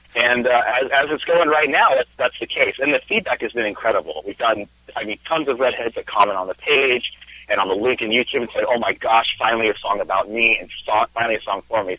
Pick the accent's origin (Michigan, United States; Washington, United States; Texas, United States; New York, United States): Washington, United States; Spokane; moved away as an adult; now in California, United States; I am originally from Washington State. I grew up in Spokane